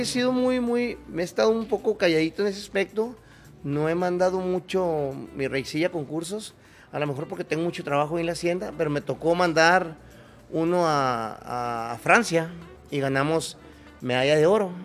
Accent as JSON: {"language": "Spanish", "town": "Delicias", "region": "Chihuahua", "country": "Mexico", "tie": "born or raised there", "also_born_or_lived": "Sierra Madre", "moved": "as an adult", "said": "a mí me tocó nacer en, yo soy originario de Chihuahua"}